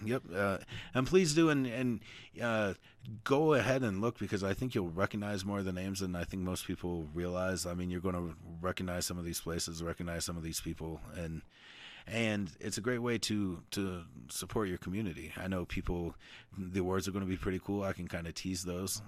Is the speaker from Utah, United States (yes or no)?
yes; Utah, United States; growing up in Utah